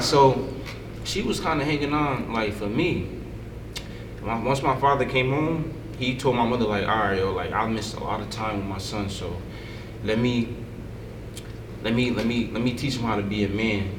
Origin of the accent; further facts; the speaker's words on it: Paterson, New Jersey, United States; I grew up in Patterson, my mother and my sister.